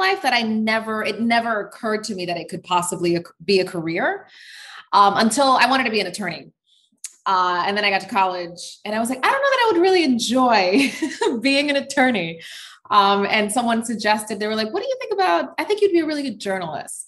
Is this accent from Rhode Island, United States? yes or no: yes; Providence, Rhode Island, United States; now in Washington, D.C., United States; I was born and raised in Providence, Rhode Island